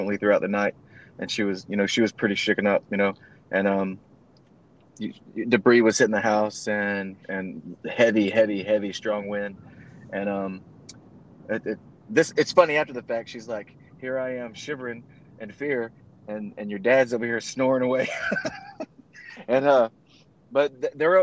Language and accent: English; Southwest Louisiana, United States; moved away; I'm from Louisiana